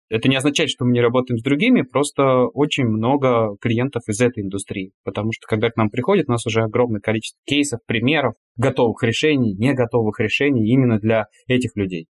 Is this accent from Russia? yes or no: yes; Klin, Moscow Oblast, Russia; Я из Подмосковья, из маленького города Клин